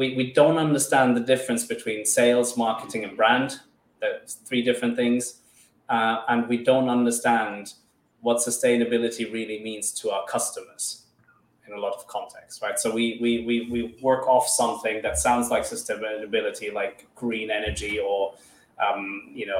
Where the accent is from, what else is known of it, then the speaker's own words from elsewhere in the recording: Finland; also born or lived in Madagascar; I'm originally from Madagascar with a German father, and I grew up in Finland.